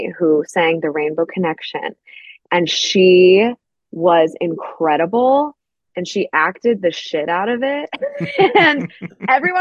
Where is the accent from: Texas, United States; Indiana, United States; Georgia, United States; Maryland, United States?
Georgia, United States; Milton; I grew up in Milton, Georgia. It's outside of Atlanta, about 30 minutes north of Atlanta. Born and raised there.